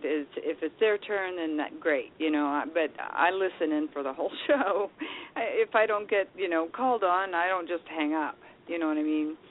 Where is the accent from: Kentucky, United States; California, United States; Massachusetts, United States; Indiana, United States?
Indiana, United States; I'm from Indiana